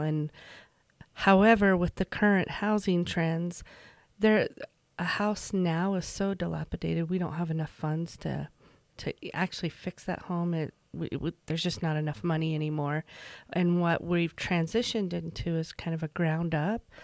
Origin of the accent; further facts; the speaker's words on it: Emery County, Utah, United States; moved away as an adult; also born or lived in Virginia Beach, Virginia / Price, Utah / Sandy, Utah; I grew up in Emory County. I graduated from Emory County High